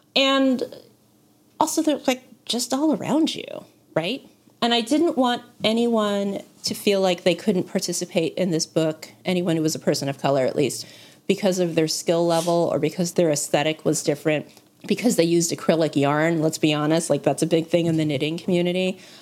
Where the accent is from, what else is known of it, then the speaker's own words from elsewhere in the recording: United States; I say this as an American